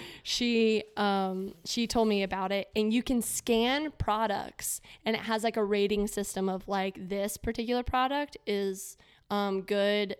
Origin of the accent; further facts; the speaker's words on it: Florida, United States; growing up in Florida